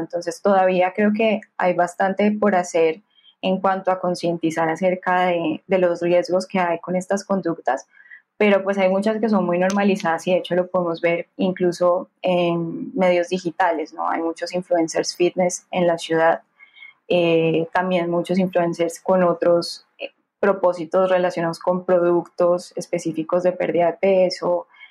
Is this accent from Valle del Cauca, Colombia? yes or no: yes; Cali, Valle del Cauca, Colombia; soy caleñísima, así me, así me mm. nombro. sí, eh, Soy más caleña que el pan de bono